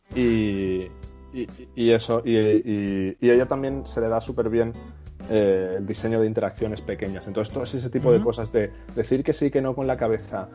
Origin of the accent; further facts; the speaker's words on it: Valencia, Valencian Community, Spain; moved away; Yo soy de Valencia y, mis abuelos se conocieron en un pueblo que está cerca que se llama Náquera